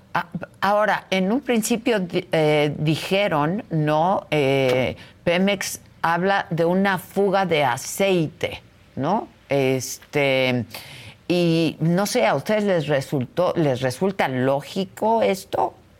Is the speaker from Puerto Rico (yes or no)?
no; Mexico; como mexicanos